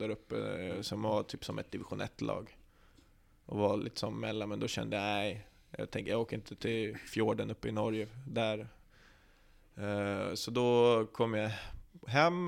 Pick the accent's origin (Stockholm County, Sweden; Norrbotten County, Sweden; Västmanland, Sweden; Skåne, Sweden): Västmanland, Sweden; Västerås; also born or lived in Norrland; jag är uppvuxen på Bjurhovda